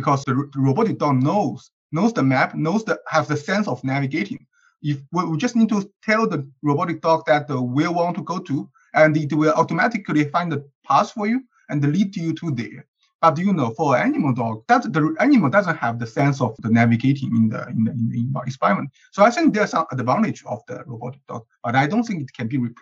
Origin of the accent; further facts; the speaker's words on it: China; now in Berkeley, United States; I'm from China, and I'm currently a PhD student at UC Berkeley